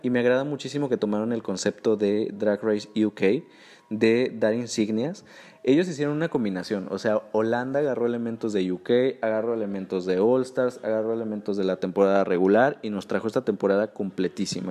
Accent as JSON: {"language": "Spanish", "country": "Mexico", "said": "Como buen mexicano"}